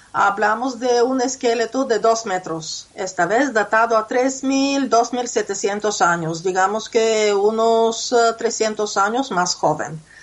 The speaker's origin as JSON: {"language": "Spanish", "country": "Bulgaria", "tie": "born or raised there", "moved": "yes", "said": "mi ciudad natal"}